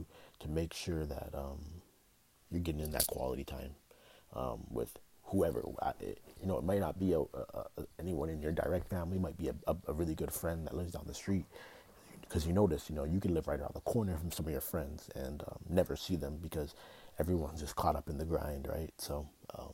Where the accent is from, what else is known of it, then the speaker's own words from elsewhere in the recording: Toronto, Ontario, Canada; now in United States; I'm from Canada, but I live in the States, so I don't always get to go back to Toronto